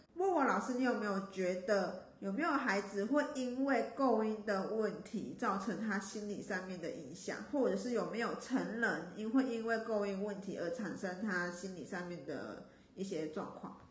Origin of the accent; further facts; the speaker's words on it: Taichung, Taiwan; accent: Taichung accent; 我是台中腔